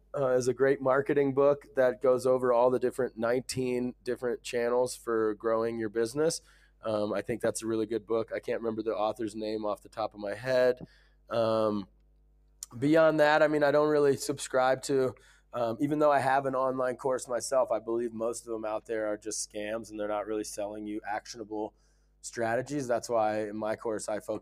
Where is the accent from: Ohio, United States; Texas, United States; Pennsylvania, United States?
Ohio, United States; moved away as an adult; also born or lived in Dubai / Silicon Valley; I grew up in a small town in Ohio